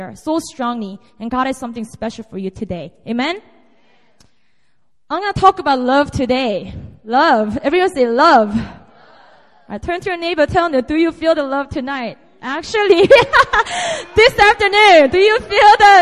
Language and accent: English; South Korea; moved away as an adult; now in Seoul, South Korea; And this is my hometown. This is my territory. I was born and raised here up to about 19, and then I moved to Seoul to go to college